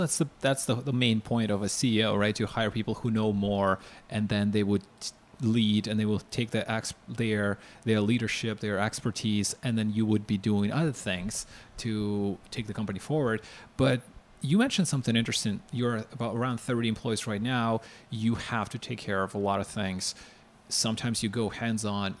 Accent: Ukraine; I'm from Ukraine

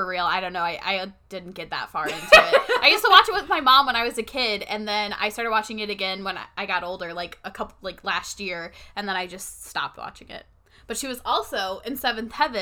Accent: Midwest, United States; We are from the Midwest

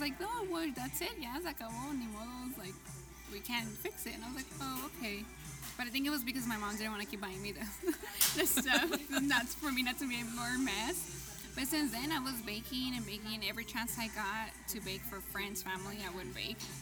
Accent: United States; also born or lived in Mexico (ancestry); because I'm American. Like I was born here

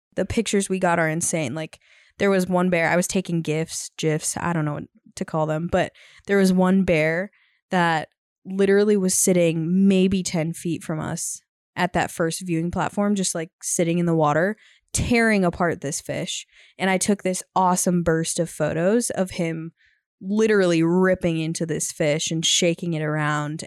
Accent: Minnesota, United States; now in Montana, United States; we're from the Midwest, but we currently live in Montana. And Eric actually happened to be from Minnesota, where we're from

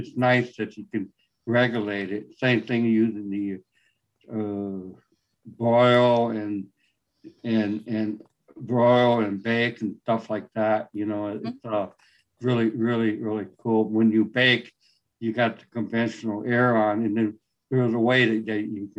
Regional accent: San Antonio, Texas, United States; now in California, United States; Texas, San Antonio.

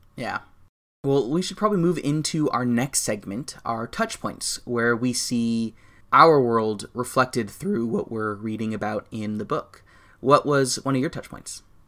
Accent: United States; I'm an American.

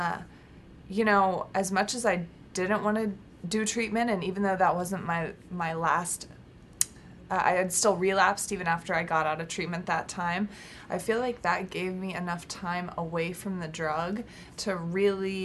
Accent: Texas, United States; now in California, United States; I was from Texas but out in California

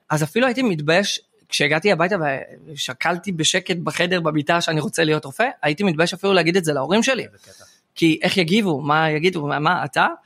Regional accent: Or Yehuda, Central District, Israel; באור יהודה, שבט

